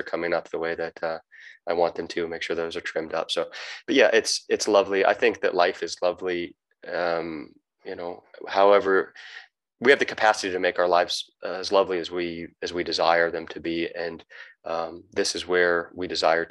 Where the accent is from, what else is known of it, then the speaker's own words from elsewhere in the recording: United States; moved away as an adult; also born or lived in Southern Baja, Mexico; now in Baja California Sur, Mexico; I'm an American